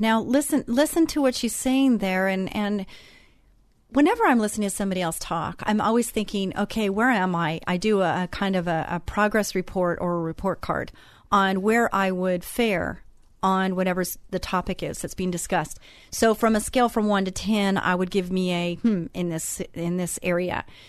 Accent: Texas, United States; I'm Texan.

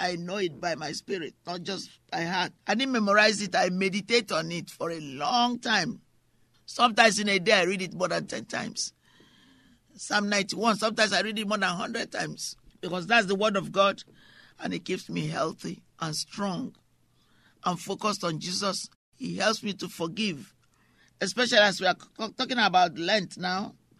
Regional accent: England, United Kingdom; also born or lived in France; or sometimes when I grew up in England, because I saw things that were very unsettling.

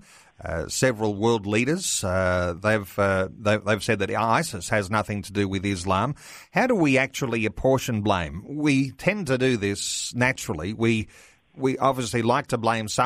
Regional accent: Australia; the way that we are as an Australian people

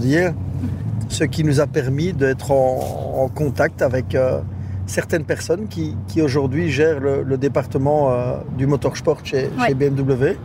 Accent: Verviers, Wallonia, Belgium; je suis d'abord de la, région d'ici, je suis originaire de Verviers

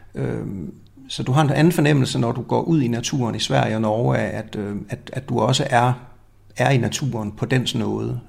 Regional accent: Denmark; går vi rundt som danskere

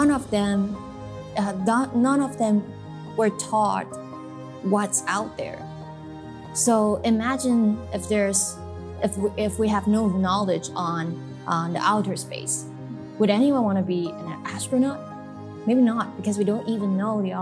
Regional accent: Kaohsiung, Taiwan; growing up in Kaohsiung, never been abroad

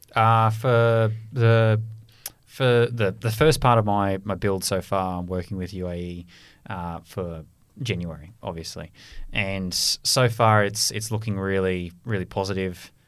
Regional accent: Australia; moved away; my, my home country of Australia

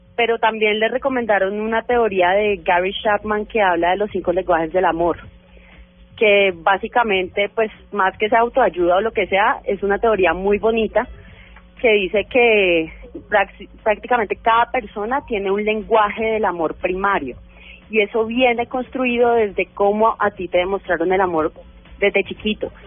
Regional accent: Cali, Valle del Cauca, Colombia; moved away as an adult; yo soy publicista y además soy caleña. eh, apenas me mudé acá

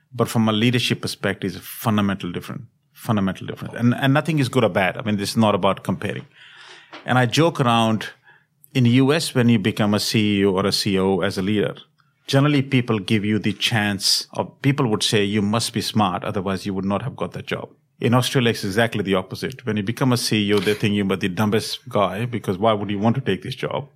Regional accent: Delhi, India; moved away as an adult; also born or lived in Europe / America / Asia; I was born in India, in Delhi, and then have had an opportunity to work and study across the globe

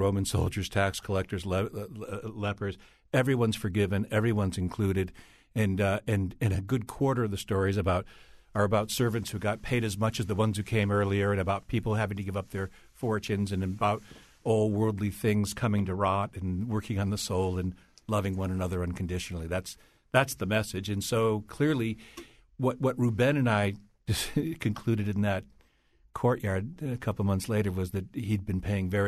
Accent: Hartford, Connecticut, United States; I grew up in Northern Hartford

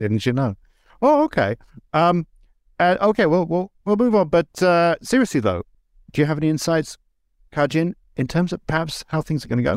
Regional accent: England, United Kingdom; moved away as an adult; I grew up in England, but I, I left in nineteen ninety

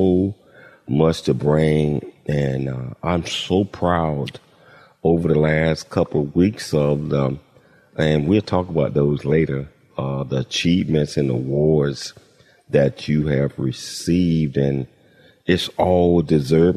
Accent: Chattanooga, Tennessee, United States; moved away; my hometown, Chattanooga, Tennessee

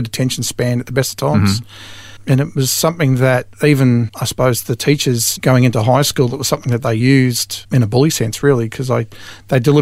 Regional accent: Mitcham, Victoria, Australia; now in Kinglake, Australia; I was actually born in Mitcham

